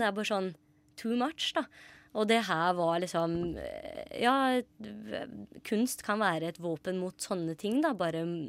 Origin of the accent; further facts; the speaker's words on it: Grenland, Telemark, Norway; moved away; Grenland, der jeg er fra